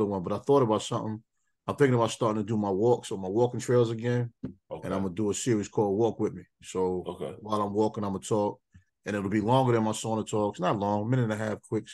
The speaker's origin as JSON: {"language": "English", "region": "New York", "country": "United States", "tie": "born or raised there", "said": "growing up in New York"}